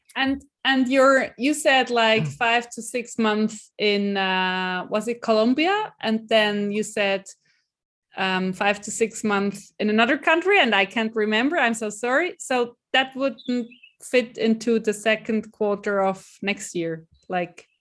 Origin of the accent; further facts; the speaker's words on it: Switzerland; first language Swiss German; English is a second language; also born or lived in Iowa City, United States; swiss german is um is yeah my mother tongue